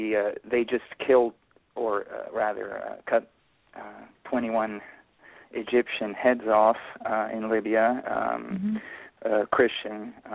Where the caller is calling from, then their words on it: Italy; I'm calling from Italy.